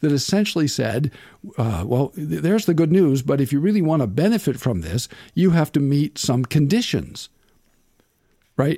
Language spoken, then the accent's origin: English; Nebraska, United States; moved away; I'm from, I'm from Nebraska